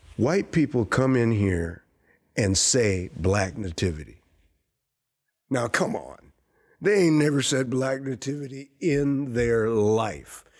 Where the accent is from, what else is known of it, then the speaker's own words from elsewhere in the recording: Saint Paul, Minnesota, United States; I grew up uh, right in this area where the theater is